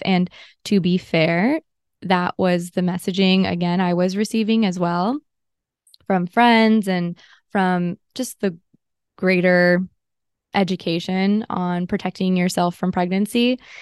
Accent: Los Angeles, California, United States; I grew up in Southern California, and it was in L

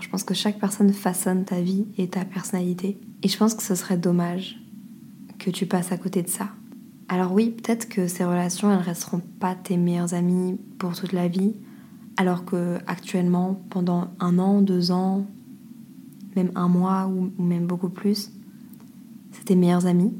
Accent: France; moved away; on dit qu'on est français

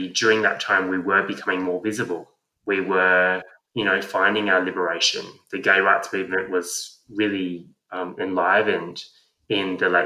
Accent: Sydney, New South Wales, Australia; I grew up in Lane Cove.

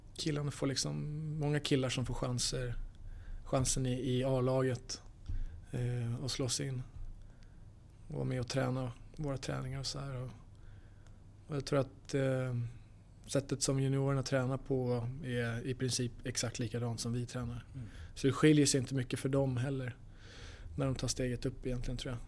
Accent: Stockholm, Stockholm County, Sweden; also born or lived in Los Angeles, United States / Manchester, United Kingdom; now in Skellefteå, Sweden; jag är från Stockholm

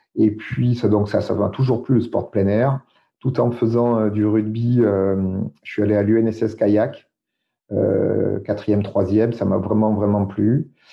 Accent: Dordogne, Nouvelle-Aquitaine, France; je suis né en Dordogne

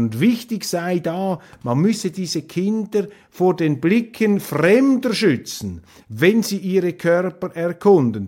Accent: Switzerland; als Schweizer

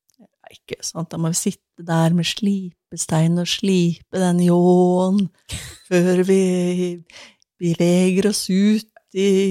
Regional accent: Sandnes, Rogaland, Norway; moved away; Jeg vokste jo opp i Sandnes eh, ved Stavanger

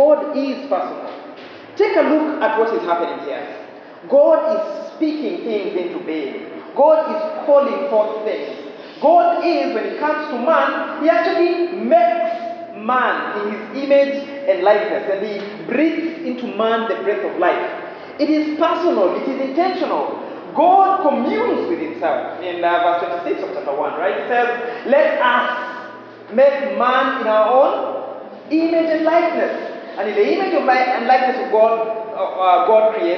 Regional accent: Western Kenya, Kenya; I am from Western Kenya, married to a girl from Central Kenya

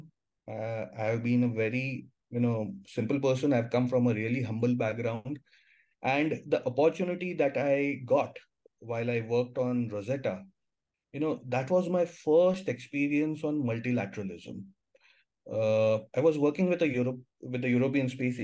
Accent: India; being an Indian, with an Indian passport

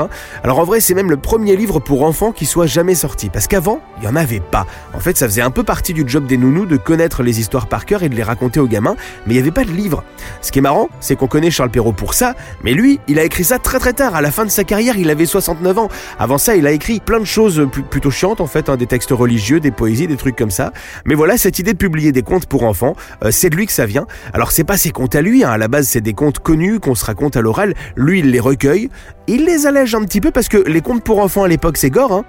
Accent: France; chez nous, en France

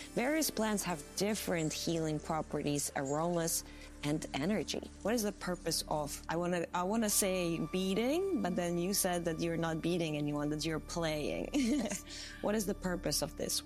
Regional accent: Latvia; my home country, Latvia

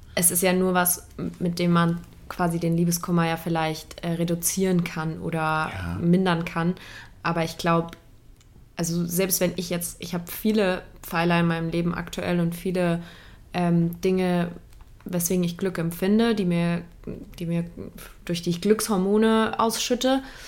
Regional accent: Saarland, Germany; Ich bin Nordlicht, ne? Äh, geboren im Saarland

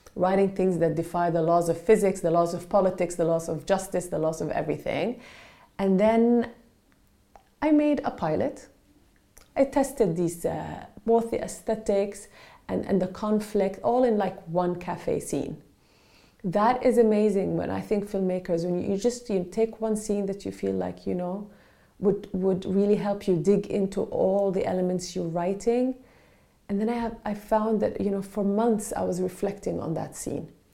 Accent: Palestine; now in Norway; I'm actually Palestinian from Palestine originally

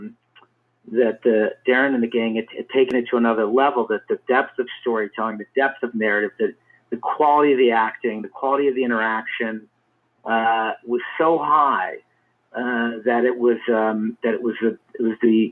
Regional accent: Cleveland, Ohio, United States; I grew up in Cleveland, Ohio

